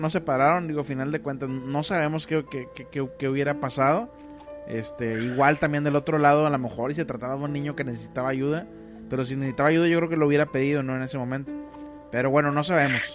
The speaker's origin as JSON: {"language": "Spanish", "town": "Monterrey", "region": "Nuevo León", "country": "Mexico", "moved": "yes", "lives_now": "Ciudad Mante, Mexico", "said": "yo soy de Monterrey"}